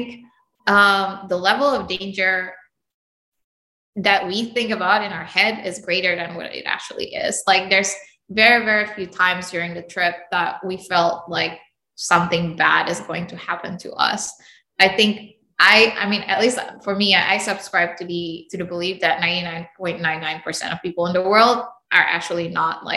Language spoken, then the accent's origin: English; Indonesia; moved away; also born or lived in United States; I grew up in Indonesia and then the US, and then now here